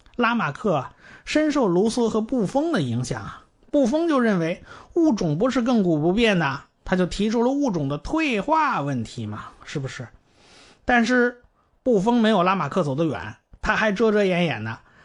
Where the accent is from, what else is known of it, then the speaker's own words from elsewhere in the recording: China; 我们中国人